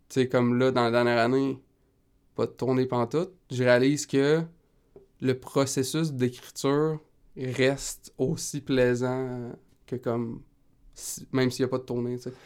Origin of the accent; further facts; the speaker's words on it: Rimouski, Quebec, Canada; je viens de Rimouski